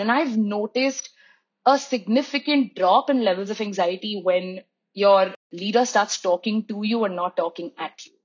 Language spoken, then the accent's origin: English; Mumbai, Maharashtra, India; moved away; I am a second generation Mumbaikar. My grandparents moved from the south to Bombay. My mom was born and raised in Bombay. So I grew up with the crowd.